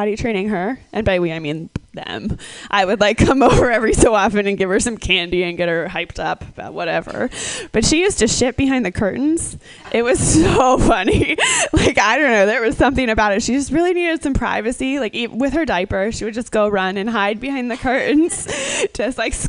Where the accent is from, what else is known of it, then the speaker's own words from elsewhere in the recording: Minnesota, United States; I grew up in Minnesota